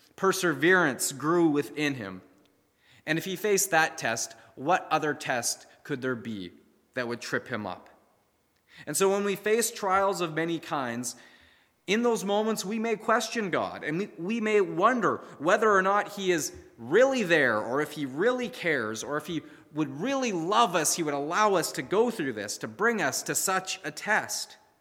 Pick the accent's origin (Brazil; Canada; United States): Canada; we as the Canadian church